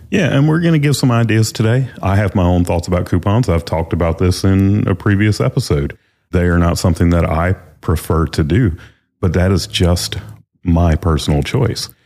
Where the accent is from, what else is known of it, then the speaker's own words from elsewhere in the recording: the South, United States; We're from the South